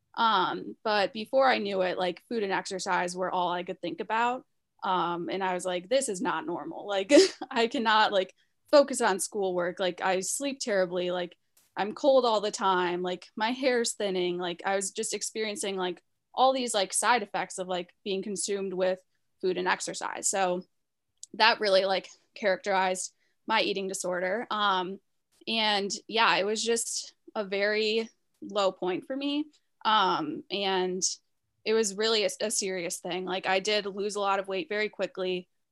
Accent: Chicago, Illinois, United States; moved away; I'm originally from Chicago

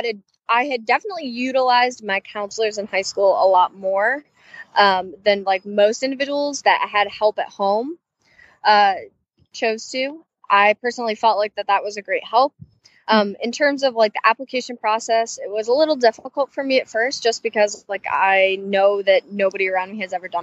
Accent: Chicago, Illinois, United States; moved away as an adult; now in Muncie, United States; Originally, I'm from Chicago, Illinois, within the suburbs of the Southwest area.

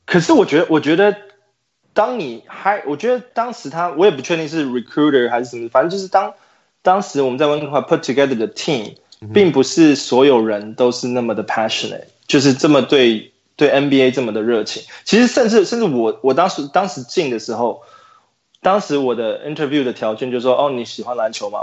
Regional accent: Taiwan; 做 N B A Live 的团队里面不是只有我一个台湾人

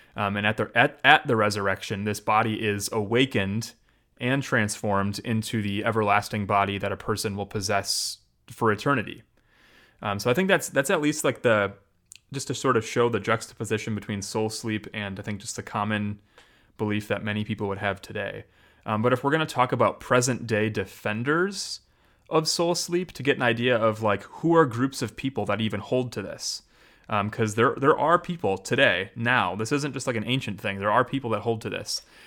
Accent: Janesville, Wisconsin, United States; Janesville, which is technically my hometown

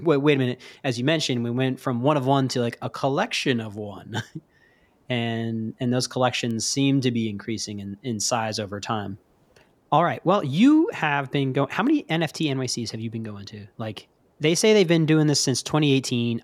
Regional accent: New York City, New York, United States; moved away; As a New Yorker, a native New Yorker

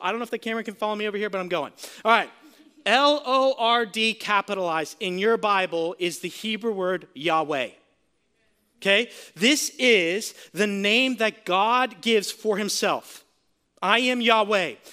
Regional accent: Sarasota, Florida, United States; I'm from Sarasota, Florida

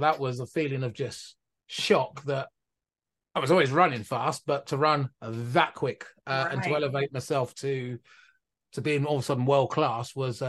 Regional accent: Milton Keynes, South East England, United Kingdom; born there; So I was born in a place called Milton Keynes, which is about an hour north of London.

